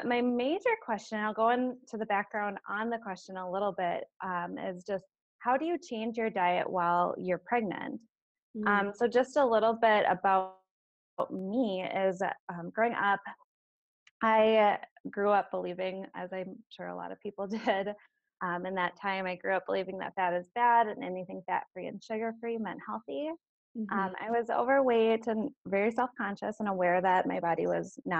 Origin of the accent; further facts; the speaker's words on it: Minnesota, United States; moved away as an adult; now in Green Bay, United States; I'm originally from Minnesota